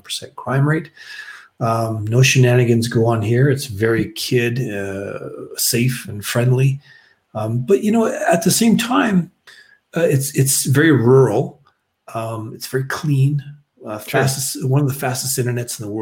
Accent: Canada; moved away as an adult; I'm from Canada

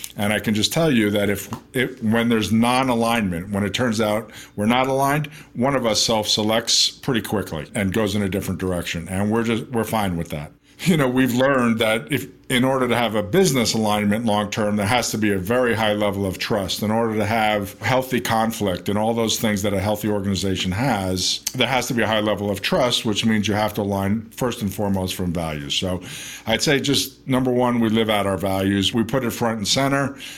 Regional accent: New York City, New York, United States; moved away as an adult; also born or lived in Las Vegas; I grew up in New York. I was born in Manhattan

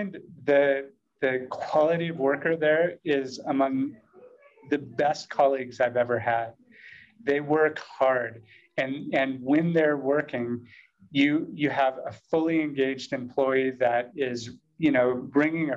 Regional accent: United States; as an American

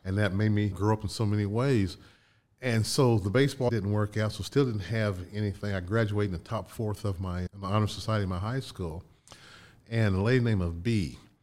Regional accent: Connersville, Indiana, United States; moved away; also born or lived in Chicago; My hometown growing up, Connersville, was called Little Detroit

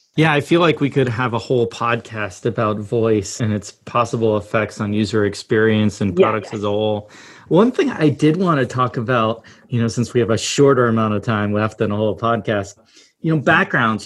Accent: Massachusetts, United States; moved away; also born or lived in Pittsburgh / San Francisco; I grew up in Massachusetts, always a big Celtics, Red Sox, you know, fan

